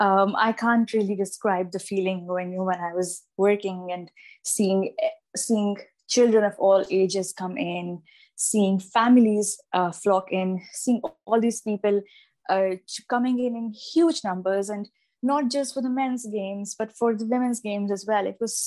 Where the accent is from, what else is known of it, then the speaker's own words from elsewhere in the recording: Pakistan; moved away as an adult; now in Cardiff, United Kingdom; I'm from Pakistan. I'm a sports journalist back home, and currently I'm in the UK doing my master's in journalism, media and communications from Cardiff University.